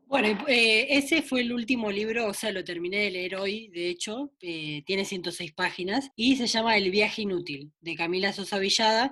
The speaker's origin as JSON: {"language": "Spanish", "town": "Doyle", "region": "Buenos Aires", "country": "Argentina", "said": "mi pueblo de Doile, en Santa Lucía"}